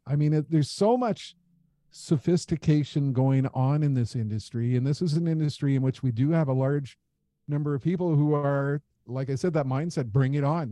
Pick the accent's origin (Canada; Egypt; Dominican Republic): Canada; as a Canadian